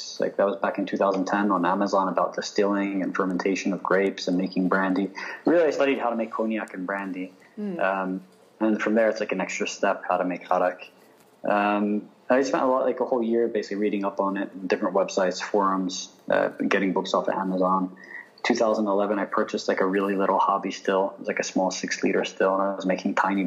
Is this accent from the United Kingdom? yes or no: no; United States; Growing up in the States, for me, I had a very bicultural upbringing